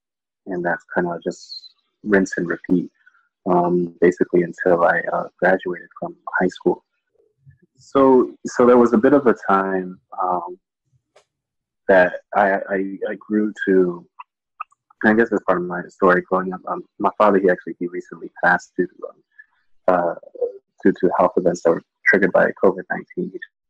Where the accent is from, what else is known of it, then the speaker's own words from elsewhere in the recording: Audubon, Pennsylvania, United States; also born or lived in Dallas, Texas / Minnesota; And then we finally settled in Pennsylvania in a town called Audubon, Pennsylvania, which is about 30 minutes outside